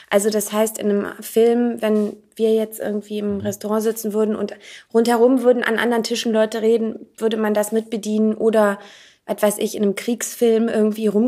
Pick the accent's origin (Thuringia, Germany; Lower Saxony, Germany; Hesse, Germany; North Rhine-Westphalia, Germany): North Rhine-Westphalia, Germany; Aus der Nähe von Aachen.